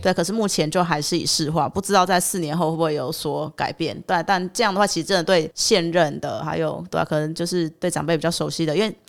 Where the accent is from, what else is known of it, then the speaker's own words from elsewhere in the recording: Yunlin County, Taiwan; now in Taipei, Taiwan; 我就五岁的时候就跟着我们全家就到云林去那边，那我也知道上大学才会回来台北